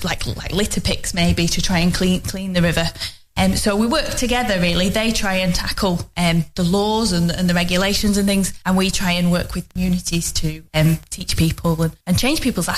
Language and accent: English; Longridge, North West England, United Kingdom; I'm from the local area. I grew up in Longridge, which is also in the Ribble catchment